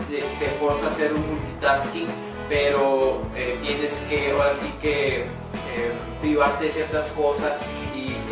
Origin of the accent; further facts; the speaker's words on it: Mexico; soy mexicano, 100%.